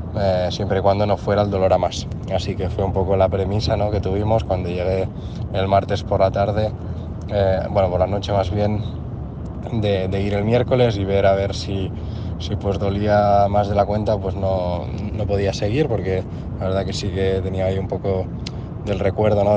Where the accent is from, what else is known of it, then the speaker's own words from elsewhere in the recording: Moià, Catalonia, Spain; de Moyá, de mi pueblo